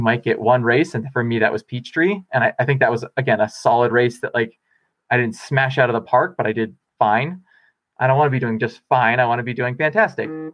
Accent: Bellingham, Washington, United States; now in Boulder, United States; I'm going back to Bellingham, my, my hometown where my parents live

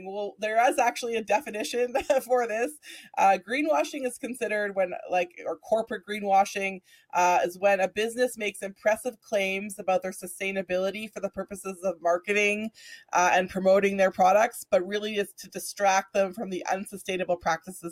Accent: Alberta, Canada; someone that I grew up with here in Alberta

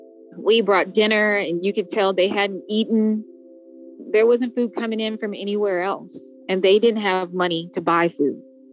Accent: United States; When we crossed into Mexico, in my mind, because I think I am an American, I was just thinking this very dangerous place

